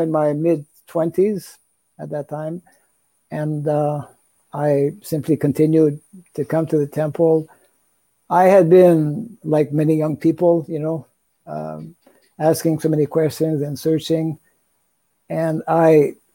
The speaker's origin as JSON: {"language": "English", "country": "Canada", "moved": "yes", "said": "I'm originally from Canada"}